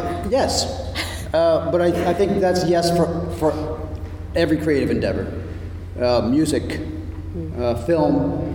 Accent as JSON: {"language": "English", "country": "Canada", "said": "I'm Canadian"}